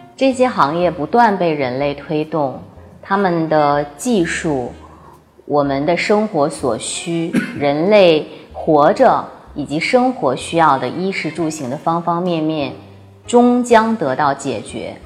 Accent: Heilongjiang, China; moved away; 我的家乡在黑龙江

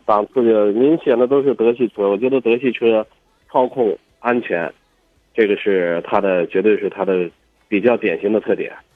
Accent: China; 我们中国人

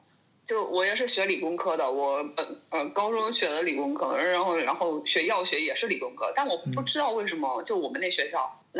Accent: China; now in Germany; 作为一个中国人，

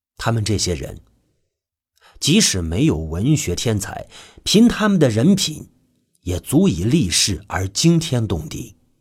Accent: China; 我们中国人

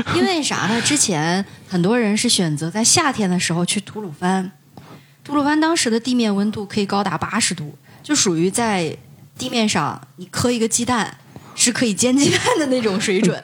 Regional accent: Xinjiang, China; 大家去我家乡也挺多的，新疆

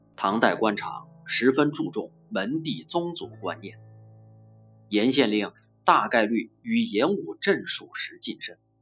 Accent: Yunyang, Chongqing, China; 现在诗圣来到了我的故乡，我一千二百五十五年前的故乡

